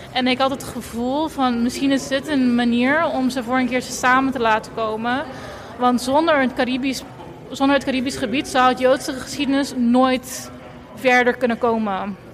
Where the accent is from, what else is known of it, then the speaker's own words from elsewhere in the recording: Curaçao; also born or lived in Eindhoven; now in Utrecht, Netherlands; dus ik ben geboren en getogen op Curaçao